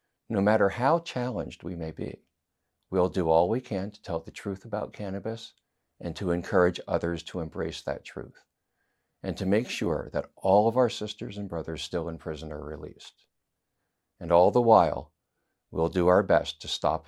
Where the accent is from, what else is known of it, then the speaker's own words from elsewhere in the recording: United States; as an American